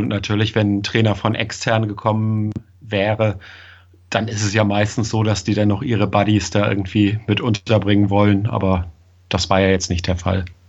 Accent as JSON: {"language": "German", "region": "Schleswig-Holstein", "country": "Germany", "tie": "born or raised there", "lives_now": "Kiel, Germany", "said": "Ich komme aus Kiel, bin gebürtiger Holsteiner, also wirklich im Norden geboren."}